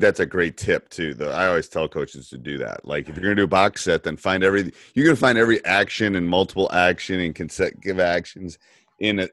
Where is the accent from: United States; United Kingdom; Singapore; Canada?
United States; Madison, Wisconsin; I'm from Madison